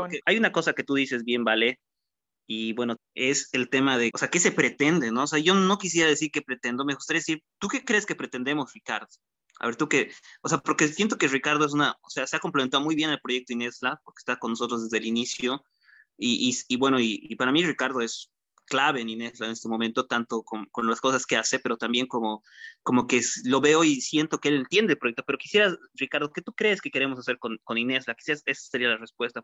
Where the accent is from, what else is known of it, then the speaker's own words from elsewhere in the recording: Bolivia; Esta capacidad que tenemos como bolivianos